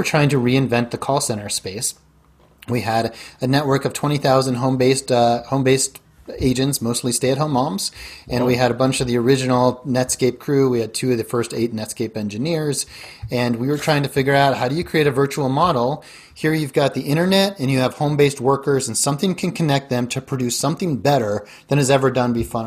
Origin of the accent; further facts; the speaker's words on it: Denver, Colorado, United States; moved away as an adult; also born or lived in Silicon Valley / South America / East Coast / Chicago; I grew up in Denver